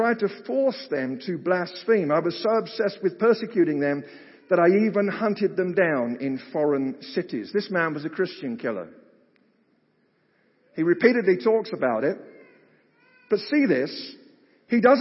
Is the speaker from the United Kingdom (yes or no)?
yes; United Kingdom; moved away; I grew up in Britain